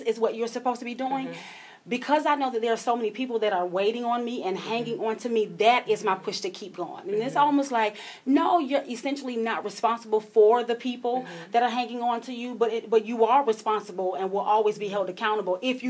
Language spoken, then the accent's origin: English; Columbia, South Carolina, United States; born and raised in Columbia, South Carolina.